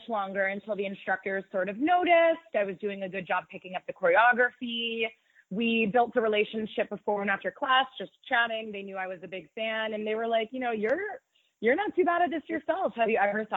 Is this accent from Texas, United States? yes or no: no; Pittsburgh, Pennsylvania, United States; moved away as an adult; now in New York, United States; I'm from the Pittsburgh area, born and raised, went to high school here, went to college here.